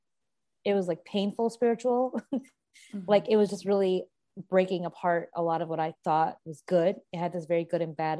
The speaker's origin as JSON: {"language": "English", "town": "Chicago", "region": "Illinois", "country": "United States", "tie": "born or raised there", "said": "I was born and raised in Chicago and I practice as an RN here"}